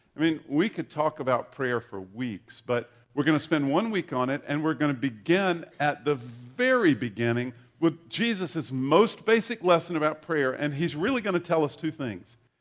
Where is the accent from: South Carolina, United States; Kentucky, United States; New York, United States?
South Carolina, United States; eastern; moved away; I grew up in uh, a small town in eastern South Carolina